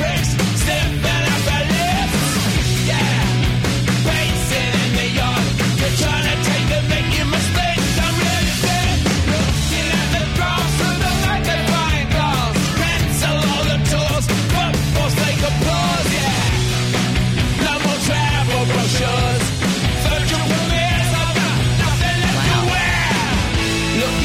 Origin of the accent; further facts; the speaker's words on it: Plano, Texas, United States; I grew up in Texas, again, in Plano, which is right near Dallas